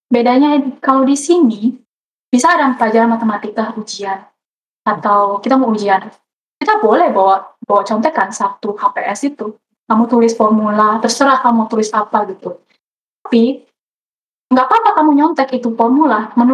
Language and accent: Indonesian; Indonesia; kalau aku sih kan gede di Indo ya, sekolah yang tahu aku di Indo pun menurut aku research kurang